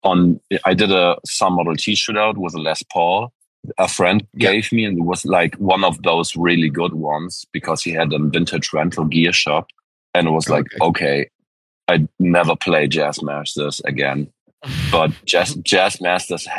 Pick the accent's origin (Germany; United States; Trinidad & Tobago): Germany; Wilhelmshaven, Lower Saxony; I moved back to my hometown in Wilhelmshaven